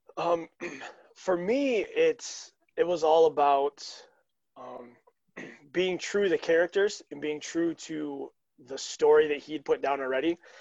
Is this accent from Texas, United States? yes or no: no; Holland, Michigan, United States; I'm actually from Holland, Michigan